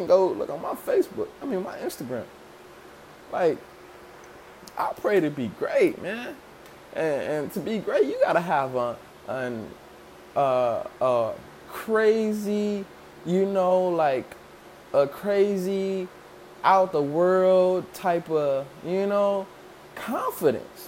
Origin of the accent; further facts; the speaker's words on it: Chicago, Illinois, United States; growing up in Chicago